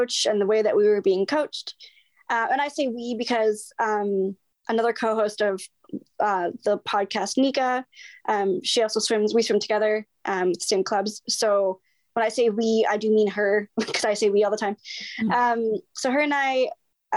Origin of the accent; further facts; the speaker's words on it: British Columbia, Canada; Prince George, BC, which is only 5 hours from my hometown